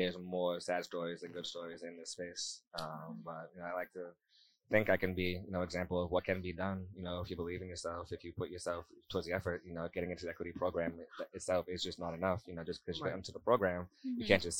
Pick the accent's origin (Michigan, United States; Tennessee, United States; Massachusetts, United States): Massachusetts, United States; Quincy; I got arrested in the city of Quincy. I lived my whole life